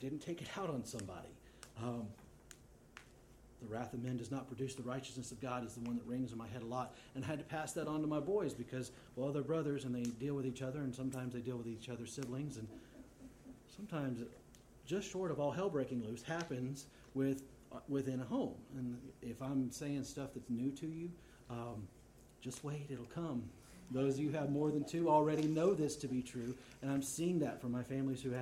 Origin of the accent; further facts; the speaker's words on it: Texas, United States; I'm from Texas